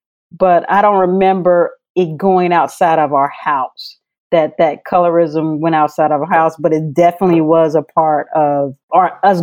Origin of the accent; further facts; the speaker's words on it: Missouri, United States; I was raised in Missouri